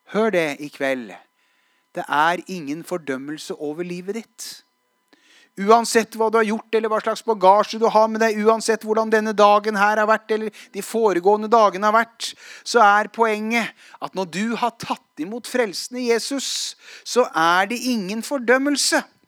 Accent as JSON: {"language": "Norwegian", "area": "Hadeland", "region": "Innlandet", "country": "Norway", "tie": "born or raised there", "said": "jeg var i bibelgruppe som 16-åring. Eh, tverrkirkelig bibelgruppe hjemme på Hadeland"}